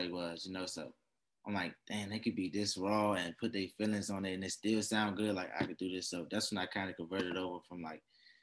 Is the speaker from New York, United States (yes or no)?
no; Washington, District of Columbia, United States; from Washington, D.C.